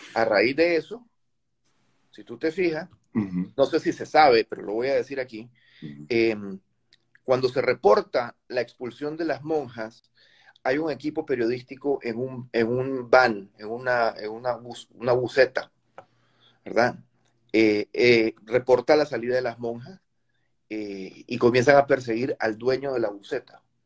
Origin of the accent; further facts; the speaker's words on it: Nicaragua; te estoy hablando como nicaragüense